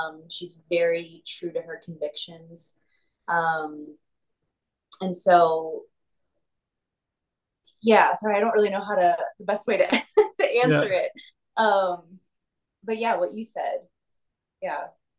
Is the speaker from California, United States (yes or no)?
no; South Carolina, United States; No, I'm from South Carolina originally.